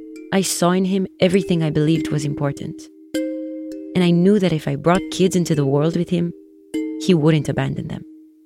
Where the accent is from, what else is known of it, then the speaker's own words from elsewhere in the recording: Nahariya, North, Israel; Growing up in Nahariya, we had Katyusha rockets rain down on us pretty regularly.